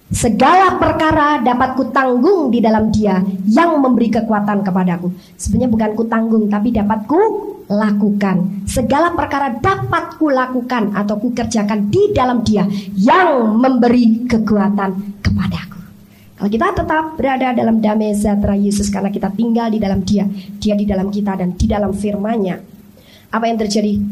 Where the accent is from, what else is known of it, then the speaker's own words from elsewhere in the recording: Bandung, West Java, Indonesia; Saya sendiri wong Bandung nggak dengar berita itu.